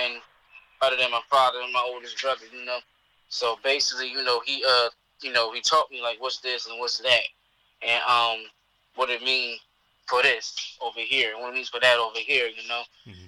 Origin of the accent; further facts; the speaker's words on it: Philadelphia, Pennsylvania, United States; I'm from West Philadelphia.